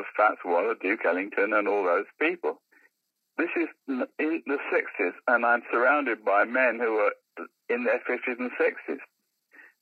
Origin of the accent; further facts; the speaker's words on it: London, United Kingdom; I come from Labrador Grove